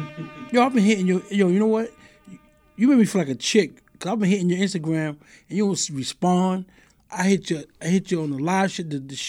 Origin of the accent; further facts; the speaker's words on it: New York City, New York, United States; I was born in Queens. I was born on American 168. Then I moved over to Farmers.